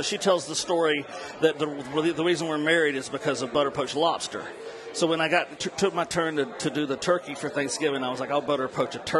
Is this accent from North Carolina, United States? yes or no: yes; North Carolina mountains, United States; moved away; also born or lived in Kentucky / New Orleans; I was sort of born in Kentucky, then raised in North Carolina in the mountains, which is where I learned to run a still, and then down to New Orleans to become a chef.